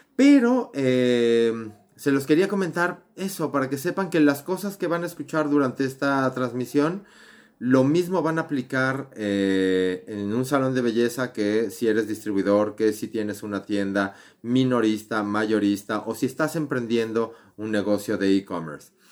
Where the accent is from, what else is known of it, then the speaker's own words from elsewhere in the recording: Mexico; soy mexicano